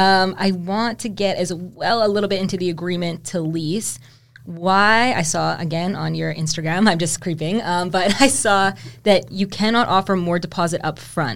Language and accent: English; Vancouver, British Columbia, Canada; now in Toronto, Canada; In Vancouver, I'm from Vancouver